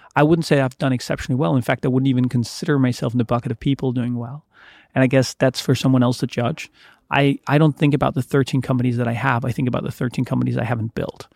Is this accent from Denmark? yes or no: yes; Denmark; was born in Denmark